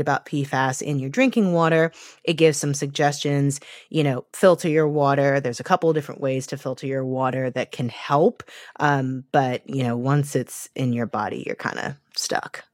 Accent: St. Louis, Missouri, United States; moved away; I was just in my hometown of Saint Louis for a few days

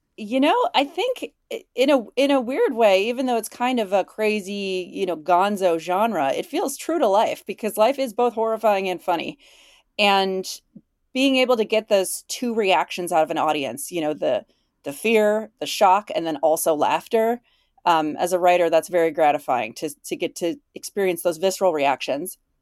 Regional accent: Illinois, United States; moved away as an adult; also born or lived in Chicago, United States / Minneapolis, United States; where I grew up in Illinois

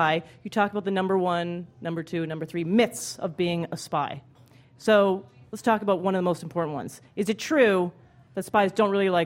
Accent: Canada; as a Canadian

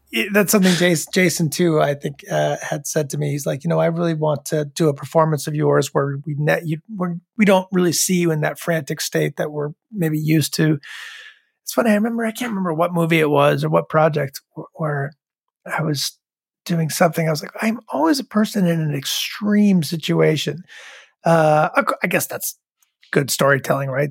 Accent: Rhode Island, United States; I was growing up in Rhode Island

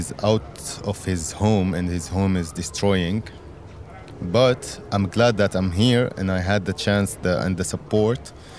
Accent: Damascus, Damascus Governorate, Syria; moved away as an adult; also born or lived in Dubai / Lebanon; now in Berlin, Germany; my home country is Syria, but I couldn't have the chance to stay there.

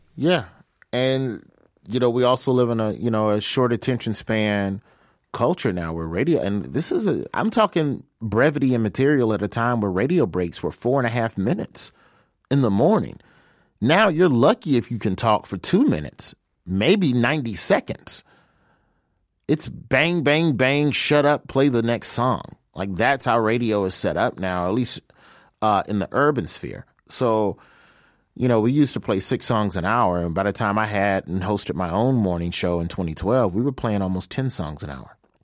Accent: Birmingham, Alabama, United States; moved away as an adult; now in Los Angeles, United States; I'm from Birmingham, Alabama.

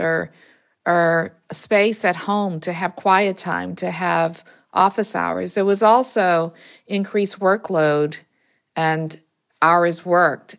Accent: New Orleans, Louisiana, United States; moved away; also born or lived in Maryland / Pennsylvania; I'm from New Orleans, and during Katrina, my parents, who were in their 90s at the time, were there alone in the city

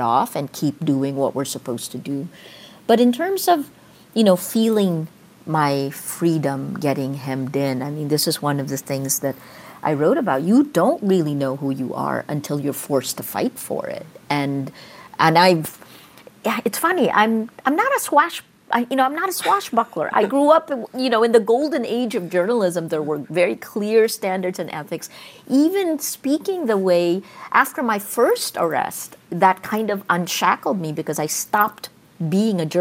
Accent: United States; moved away; also born or lived in Philippines; I was 5'2" Asian American. I'm Filipino American.

